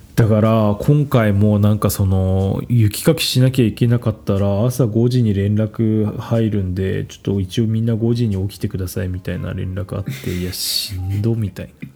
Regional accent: Kanagawa, Japan; 僕実家神奈川の方

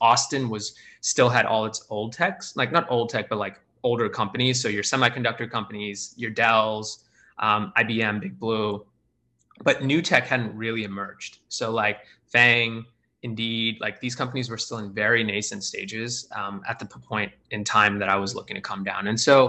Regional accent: India; also born or lived in Australia; I grew up in India and Australia for the first 10 years of my life.

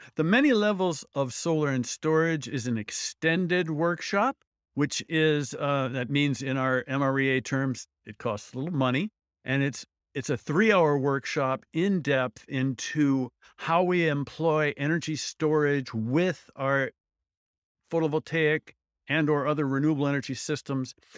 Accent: Midwest, United States; I'm from the Midwest.

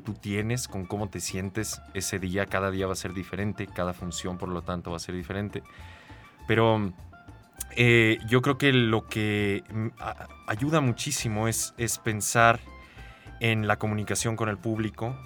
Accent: Sonora, Mexico; yo crecí en, un pueblo en Sonora

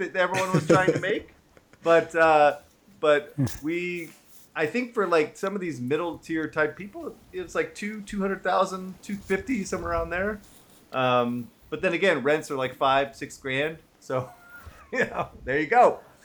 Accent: San Francisco, California, United States; I am born and raised in San Francisco

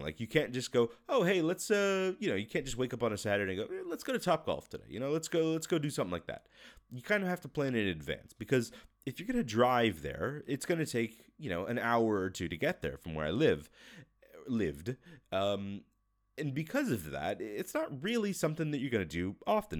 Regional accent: United States; moved away as an adult; now in Russia; I'm American

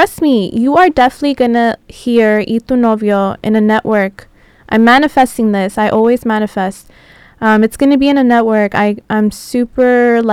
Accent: San Diego, California, United States; moved away as an adult; also born or lived in Tijuana, Mexico; now in Los Angeles, United States; I was born in Tijuana, raised in San Diego, and I've been living in LA now for almost 4 years

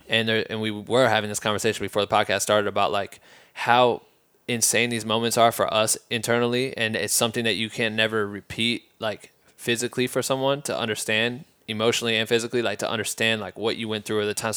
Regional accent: Midwest, United States; moved away as an adult; also born or lived in Iowa; now in Los Angeles, United States; We're from the Midwest, bro. Like, then we moved out here

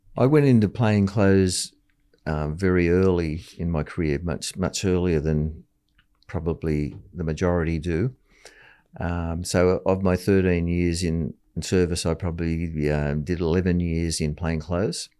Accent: Taree, New South Wales, Australia; moved away as an adult; also born or lived in Sydney; I moved back to my hometown, Atari, and worked as a clerk for the local council

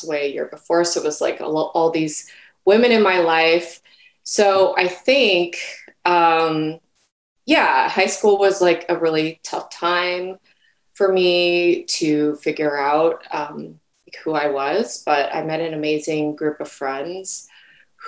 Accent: Central California, United States; also born or lived in South Korea; I was born in South Korea and adopted by a Japanese American family to Central California.

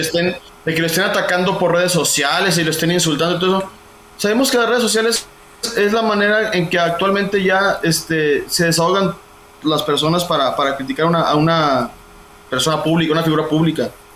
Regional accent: Mexico; somos mexicanos, somos mexicanos

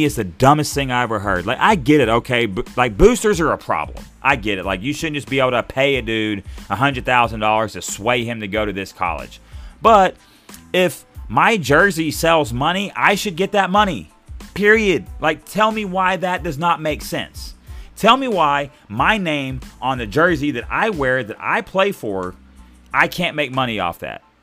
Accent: Arkansas, United States; I'm from Arkansas

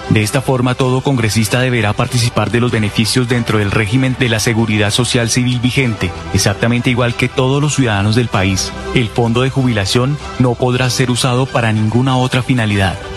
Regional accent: Colombia; tenemos que unirnos porque todos somos colombianos.

